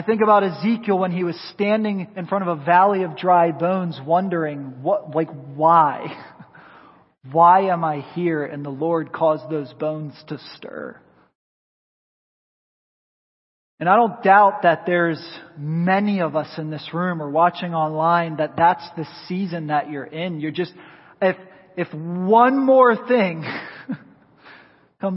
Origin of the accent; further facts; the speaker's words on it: rural Pennsylvania, United States; now in Tampa, United States; I grew up in the Northeast in rural Pennsylvania